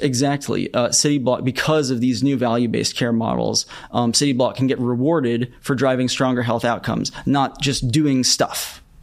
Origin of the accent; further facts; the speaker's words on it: Boston, Massachusetts, United States; I grew up in the Boston area where there's sort of like a lot of biotech.